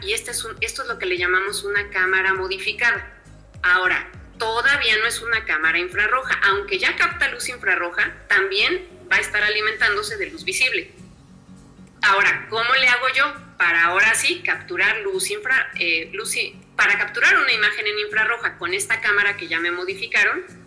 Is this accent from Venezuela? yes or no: no; Mexico; hoy en mi país estoy catalogada como eh, la mujer pionera